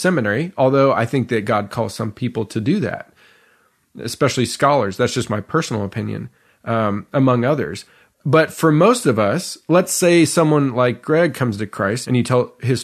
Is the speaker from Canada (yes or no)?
yes; Canada; where we grew up in Canada